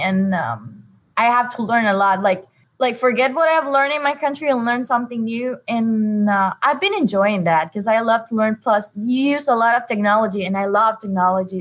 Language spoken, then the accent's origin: English; Honduras; now in Dare County, United States; I'm from Honduras and I work for Dare County Schools at First Flight Elementary